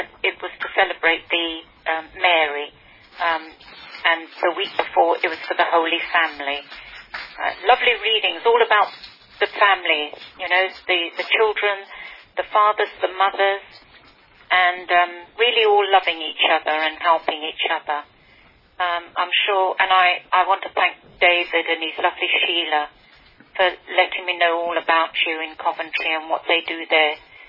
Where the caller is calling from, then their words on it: St Helier, Jersey; I'm ringing you from Jersey